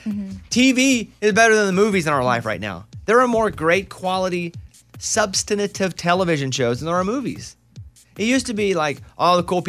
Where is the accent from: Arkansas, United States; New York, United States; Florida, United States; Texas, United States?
Arkansas, United States; Catching perch is not really where we come from. The perch where we grew up in Arkansas are not good for eating.